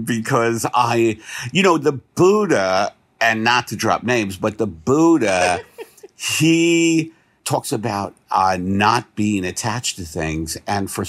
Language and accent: English; New York, United States; I'm from New York